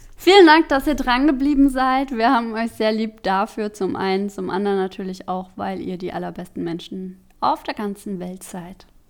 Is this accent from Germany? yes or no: yes; Germany; ich komme aus Deutschland